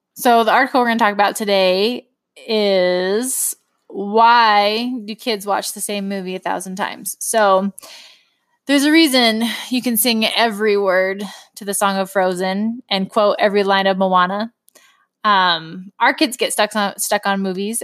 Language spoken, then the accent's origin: English; California, United States; moved away as an adult; also born or lived in Utah; now in Wisconsin, United States; I grew up in California. We do not have cold weather